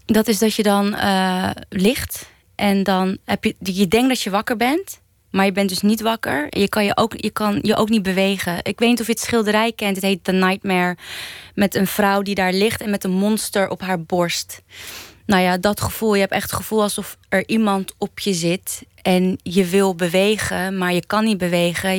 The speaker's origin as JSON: {"language": "Dutch", "town": "Amsterdam", "region": "North Holland", "country": "Netherlands", "tie": "born or raised there", "said": "opgegroeid in Oud-Zuid"}